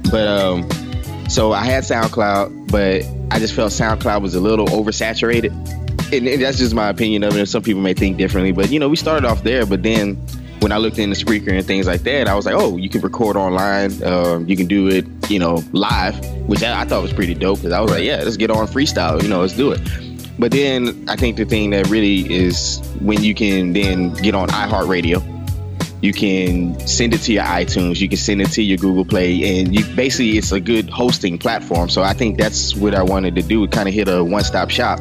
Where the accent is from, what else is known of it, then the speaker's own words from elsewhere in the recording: Beaumont, Texas, United States; I'm from Beaumont and it never snows.